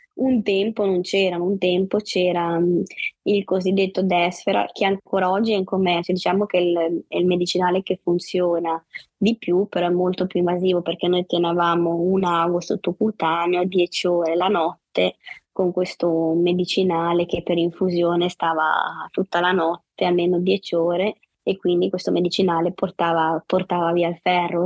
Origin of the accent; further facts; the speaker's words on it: Savona, Liguria, Italy; vivo, e sono nata a Savona in Liguria